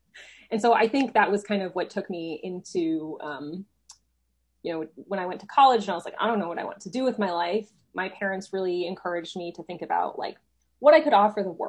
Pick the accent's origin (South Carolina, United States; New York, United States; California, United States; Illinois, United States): Illinois, United States; Chicago; also born or lived in Houston / Seattle; So I was born here in Texas, in Houston. And then I moved to Chicago when I was 9, went to high school in Seattle, and then moved back to Chicago for college. So I say I grew up in Chicago